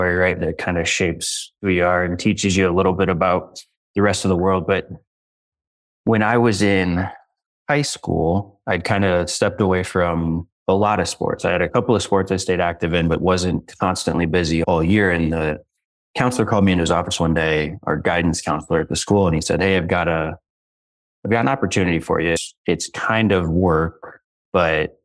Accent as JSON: {"language": "English", "town": "Bettendorf", "region": "Iowa", "country": "United States", "tie": "born or raised there", "said": "I grew up in Bettendorf, Iowa, in the Quad Cities right on the Mississippi River"}